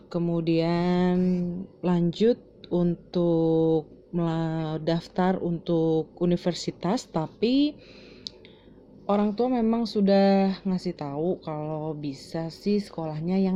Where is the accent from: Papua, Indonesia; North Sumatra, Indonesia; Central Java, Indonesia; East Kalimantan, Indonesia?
Central Java, Indonesia; Semarang; now in Cikarang, Indonesia; aku asal Semarang, lahir 7 Desember 93, anak pertama dari empat bersaudara juga dan di sini sekarang sudah bekerja puji Tuhan sekali itu di salah satu hotel international chain di Cikarang.